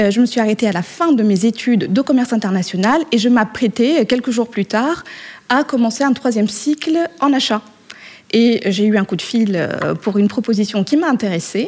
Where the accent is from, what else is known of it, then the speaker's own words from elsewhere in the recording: Morocco; moved away; je suis née et j'ai été élevée au Maroc.